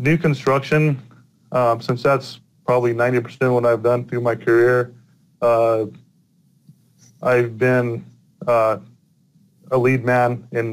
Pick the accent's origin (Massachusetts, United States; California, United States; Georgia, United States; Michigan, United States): California, United States; Central Valley; moved away as an adult; also born or lived in New Mexico / Sacramento, California / St. George, Utah; now in Montana, United States; I'm from Central Valley, California